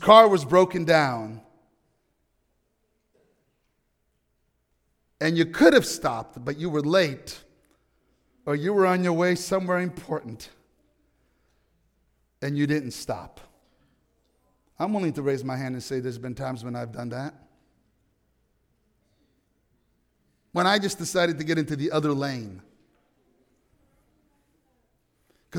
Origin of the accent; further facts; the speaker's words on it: New York, United States; I'm from New York.